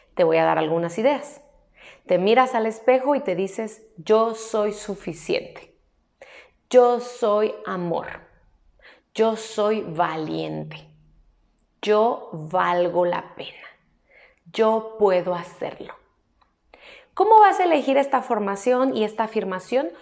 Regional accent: Mexico; aquí en mi país, México

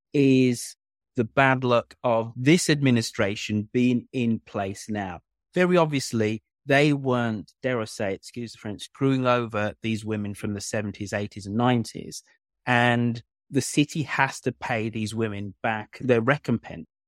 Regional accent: Birmingham, West Midlands, United Kingdom; now in Burlington, Canada; my hometown, Birmingham

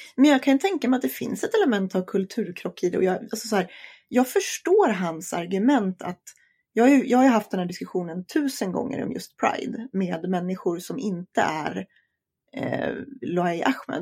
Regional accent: Sweden; det här är mitt hemland

